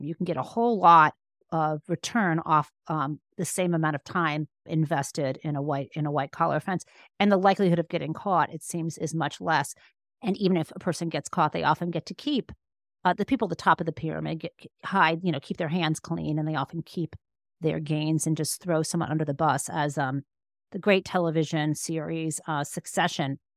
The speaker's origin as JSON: {"language": "English", "region": "Michigan", "country": "United States", "tie": "born or raised there", "said": "I was growing up in Michigan"}